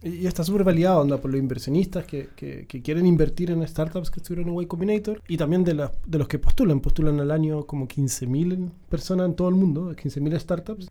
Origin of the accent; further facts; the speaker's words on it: Puerto Montt, Los Lagos, Chile; yo soy de Puerto Montt